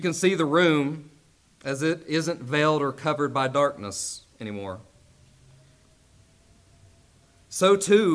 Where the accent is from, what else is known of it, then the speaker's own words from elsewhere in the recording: Castlewood, Virginia, United States; moved away; I am from Castlewood, Virginia